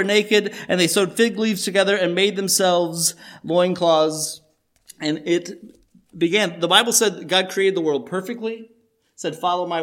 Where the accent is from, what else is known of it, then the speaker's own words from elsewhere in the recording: Chicago, Illinois, United States; we are from Chicago